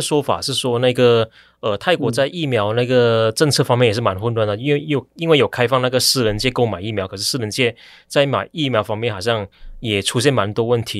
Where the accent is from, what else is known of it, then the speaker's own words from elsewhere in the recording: Malaysia; now in Taiwan; 我在台湾当媒体记者，那我也是马来西亚化了